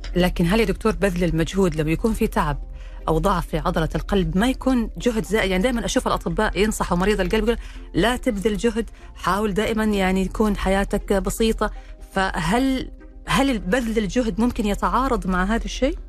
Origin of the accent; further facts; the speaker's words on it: Saudi Arabia; عندنا في السعودية